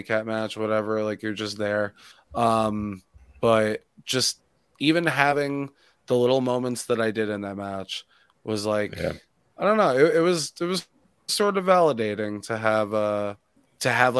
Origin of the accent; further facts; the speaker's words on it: New York City, New York, United States; I grew up in Queens